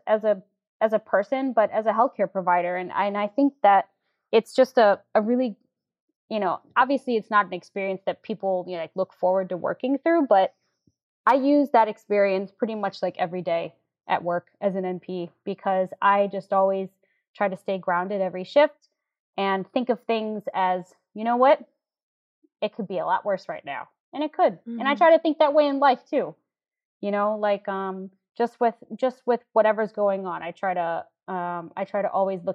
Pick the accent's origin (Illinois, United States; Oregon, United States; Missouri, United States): Missouri, United States; St. Louis; moved away as an adult; now in New York, United States; if I was still in St. Louis